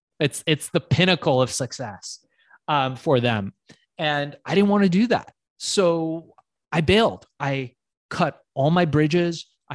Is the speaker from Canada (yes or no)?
no; Iran; now in United States; I come from Iran, which is part of Asia